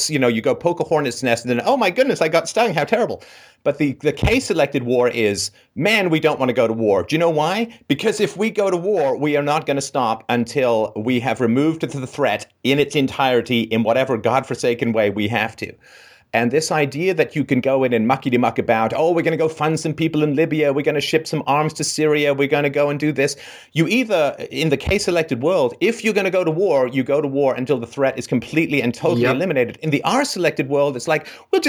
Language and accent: English; England, United Kingdom; I grew up in England in the 60s and was born in the mid-60s, grew up in the 70s